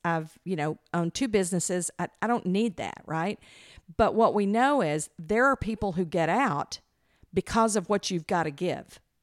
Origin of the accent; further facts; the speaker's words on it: the South, United States; we're from the South